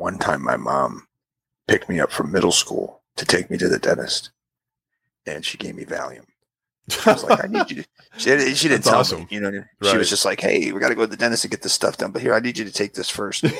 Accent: United Kingdom; I am British

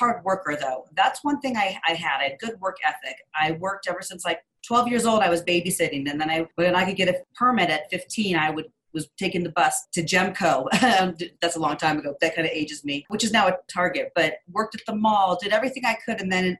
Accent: Los Angeles, California, United States; I grew up in Los Angeles with a single mother.

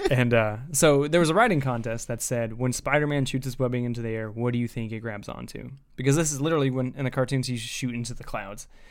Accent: Indiana, United States

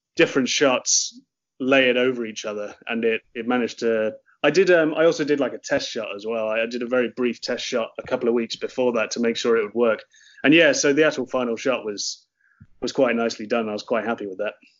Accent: Oxford, South East England, United Kingdom; moved away as an adult; now in Cork, Ireland; I'm from Oxford in the UK, and um, me and my partner um, moved to Cork because she got a job at UCC

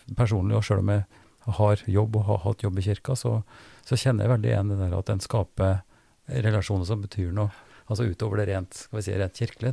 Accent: Trøndelag, Norway; now in Drammen, Norway; Jeg er fra Trøndelag

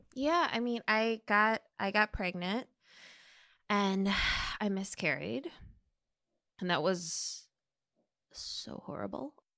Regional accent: Minnesota, United States; moved away as an adult; also born or lived in California; I grew up in Minnesota with refugee parents from Laos

